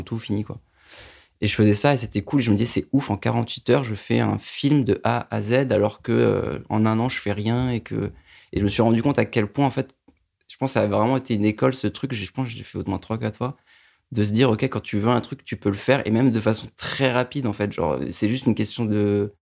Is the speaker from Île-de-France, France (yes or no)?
yes; Paris suburbs, Île-de-France, France; now in Paris, France; j'habite à Paris, j'ai grandi en banlieue parisienne